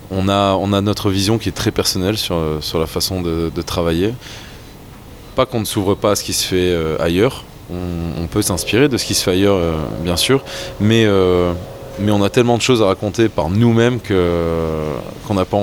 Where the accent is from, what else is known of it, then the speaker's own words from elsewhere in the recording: Flanders, Belgium; avant d'être brasseur, avant d'être cuisinier, je suis flamand et que jeter quelque chose, ça me fait toujours très très très mal au cœur.